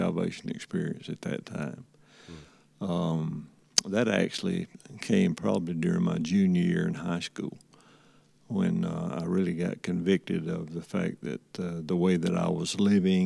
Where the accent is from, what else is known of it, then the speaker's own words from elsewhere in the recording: Andalusia, Alabama, United States; growing up in Andalusian